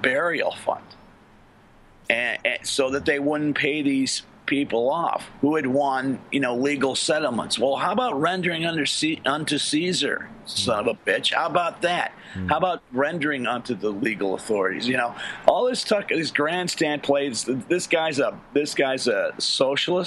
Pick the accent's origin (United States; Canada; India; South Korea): United States; as an Irish American